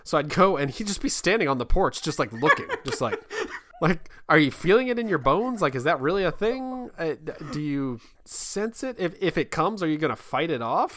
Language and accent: English; Kansas, United States; now in Virginia, United States; I'm from Kansas